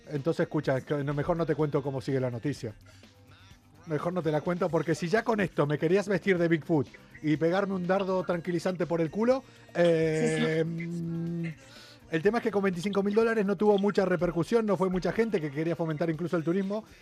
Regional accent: Argentina; now in Spain; soy argentino

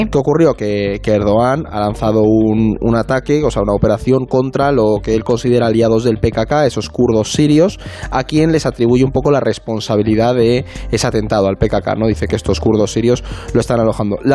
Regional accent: Galicia, Spain; Como buena gallega

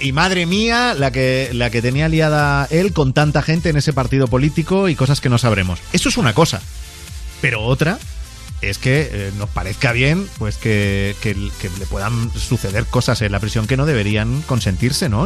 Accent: Spain; cómo somos los españoles

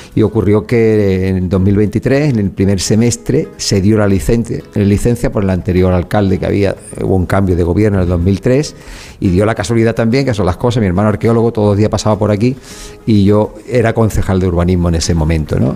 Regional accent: Málaga, Andalusia, Spain; soy malagueño y quiero mucho a, mi a mis vecinos

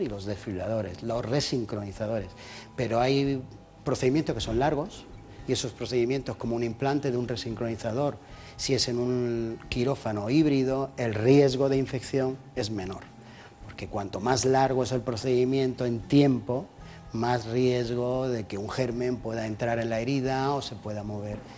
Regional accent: Jaén, Andalusia, Spain; moved away; Yo soy de Jaén, del barrio de San Juan

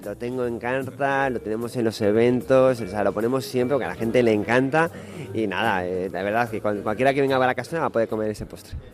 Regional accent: Cantabria, Spain; yo vivo en Cantabria, para mí es mi tierra

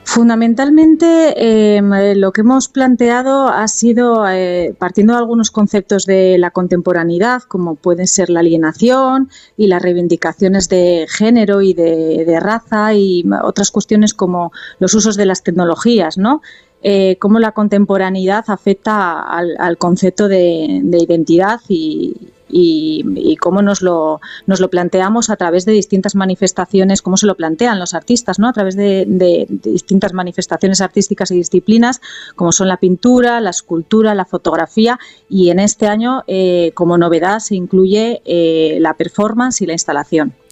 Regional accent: Asturias, Spain; Dela y yo somos asturianas

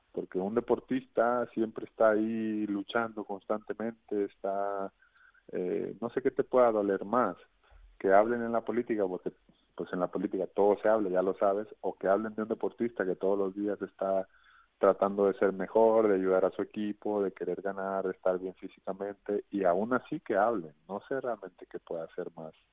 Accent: Mexico; una muy bonita canción como mexicano

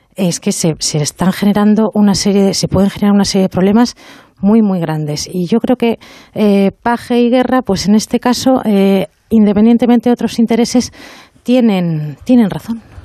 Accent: Bilbao, Basque Country, Spain; Soy de Bilbao

